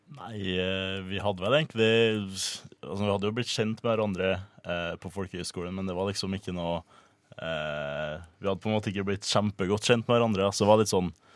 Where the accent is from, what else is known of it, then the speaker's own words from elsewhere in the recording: Trøndelag, Norway; now in Oslo, Norway; fra Trøndelag